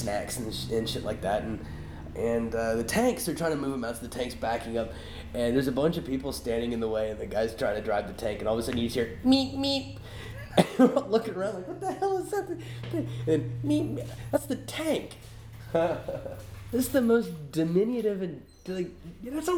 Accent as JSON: {"language": "English", "country": "United States", "said": "I'm from the United States"}